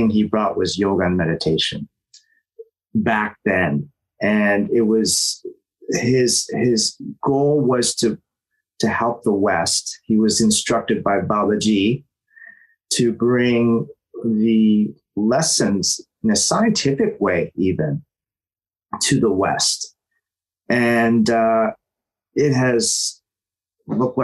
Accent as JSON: {"language": "English", "town": "Toronto", "region": "Ontario", "country": "Canada", "tie": "born or raised there", "moved": "as an adult", "lives_now": "Los Angeles, United States", "said": "I was born in Toronto, and spirituality and unconditional love is something that's in my family"}